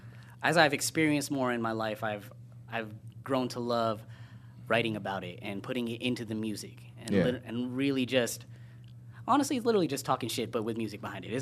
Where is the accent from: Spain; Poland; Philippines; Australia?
Philippines; So, I mean, the best kind of things is I do as a Filipino is I work with sticks, kali, yeah.